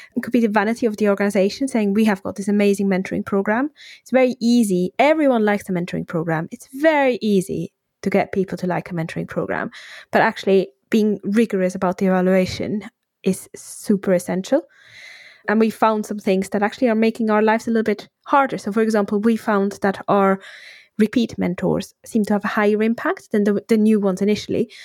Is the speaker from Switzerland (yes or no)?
yes; Switzerland; moved away as an adult; now in United Kingdom; I'm from Switzerland originally. I then moved to the UK for my partner